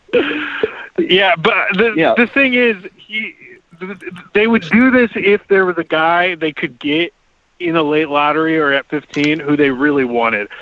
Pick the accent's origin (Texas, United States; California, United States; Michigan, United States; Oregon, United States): Oregon, United States; Portland; I grew up in Portland